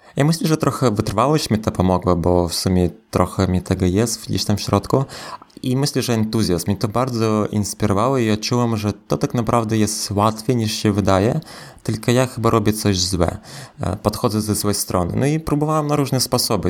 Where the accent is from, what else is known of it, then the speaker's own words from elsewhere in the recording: Belarus; now in Poland; wychowałem się e, w Białorusi